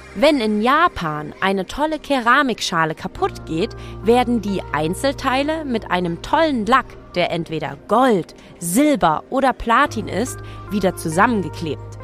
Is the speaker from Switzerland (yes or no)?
no; Leipzig, Saxony, Germany; meine Heimatstadt Leipzig